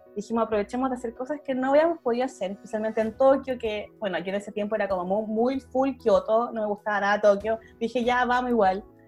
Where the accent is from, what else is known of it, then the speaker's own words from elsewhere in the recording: Chile; moved away as an adult; also born or lived in Japan; now in Netherlands; soy chilena y hace casi nueve años que vivo en el extranjero